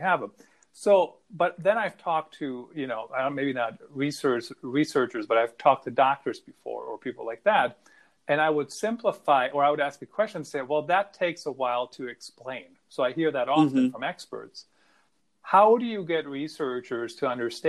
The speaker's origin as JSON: {"language": "English", "country": "Germany", "tie": "born or raised there", "moved": "yes", "said": "I grew up in Germany"}